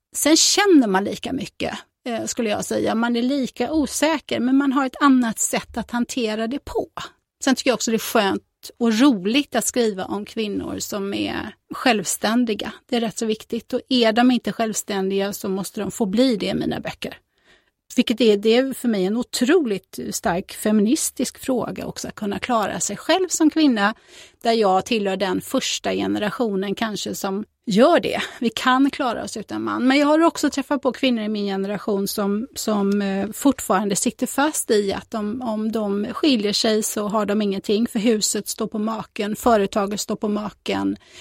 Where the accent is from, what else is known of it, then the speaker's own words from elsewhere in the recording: Fjällbacka, Västra Götaland, Sweden; also born or lived in Tanumshede; Jag är ju född och uppvuxen i Källbacka de första åren och sen så när jag var 12 så gifte sig min mamma med en bonde och då flyttade jag två mil från Fjällbacka till Tanum Tanumshede